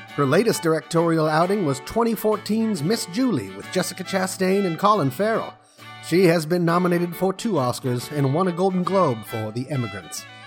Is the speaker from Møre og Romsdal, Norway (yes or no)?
yes; Molde, Møre og Romsdal, Norway; now in Sweden; the only movie ever filmed in my hometown of Mold.